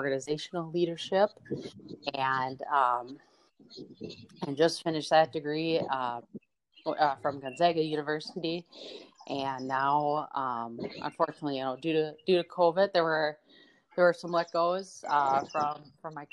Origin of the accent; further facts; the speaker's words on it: Minnesota, United States; also born or lived in River Falls, Wisconsin; I'm born and raised in Minnesota